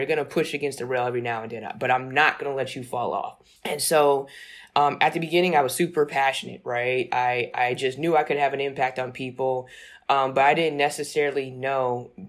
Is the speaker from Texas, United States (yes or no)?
no; Newport News, Virginia, United States; growing up in Newport News, Virginia was all about.